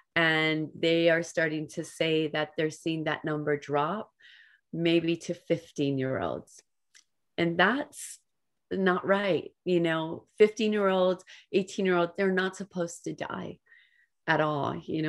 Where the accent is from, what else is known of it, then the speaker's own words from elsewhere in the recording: Hawaii, United States; now in California, United States; And a lot of people in our small town know us because we come from Hawaii, and there's four boys